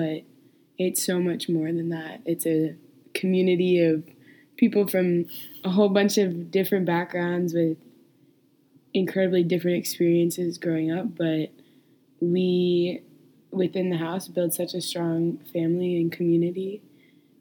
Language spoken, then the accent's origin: English; Minneapolis, Minnesota, United States; moved away as an adult; now in Ohio, United States; I'm from Minneapolis originally